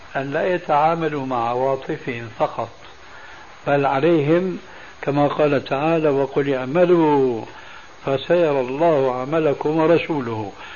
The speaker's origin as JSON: {"language": "Arabic", "country": "Syria", "said": "وعندنا في سوريا"}